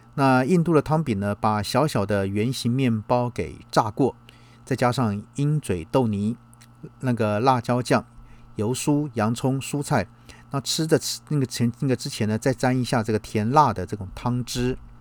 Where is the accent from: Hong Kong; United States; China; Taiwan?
Taiwan; 包括我们台湾人过去